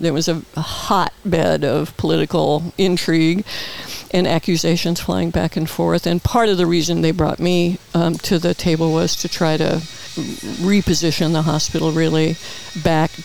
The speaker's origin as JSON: {"language": "English", "town": "Peoria", "region": "Illinois", "country": "United States", "tie": "born or raised there", "moved": "as an adult", "lives_now": "Palm Springs, United States", "said": "in the Midwest, you know, I was born and raised there"}